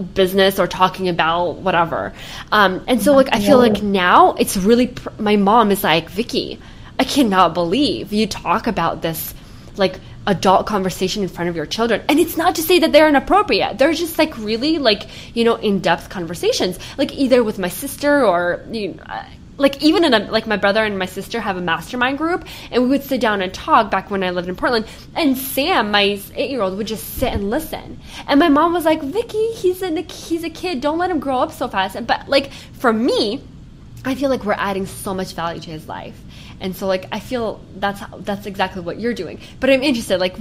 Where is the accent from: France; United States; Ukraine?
Ukraine; moved away; I was born in Ukraine